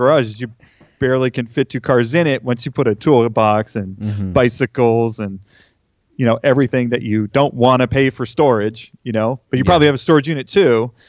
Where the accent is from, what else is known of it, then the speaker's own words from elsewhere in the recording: Napa, California, United States; Yeah, I was born in Napa, actually. And we lived in Northern California, or Northern, right, California for most of my life. And then we relocated to Orange County when I was a sophomore in high school.